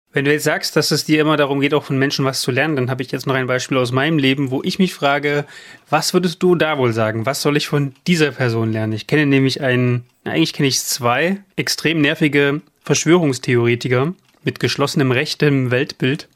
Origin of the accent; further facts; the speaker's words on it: near Leipzig, Saxony, Germany; Ich bin ja in den 90er Jahren im Osten groß geworden, in der Nähe von Leipzig.